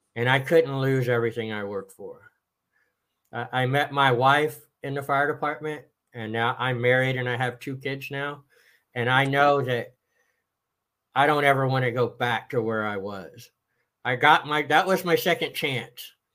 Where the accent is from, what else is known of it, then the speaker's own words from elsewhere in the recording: Austin, Texas, United States; Originally, I am from Austin, Texas